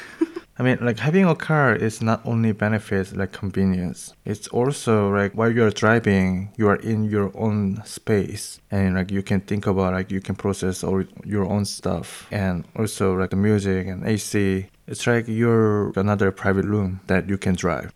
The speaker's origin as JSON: {"language": "English", "country": "South Korea", "moved": "as an adult", "lives_now": "Berlin, Germany", "said": "from South Korea."}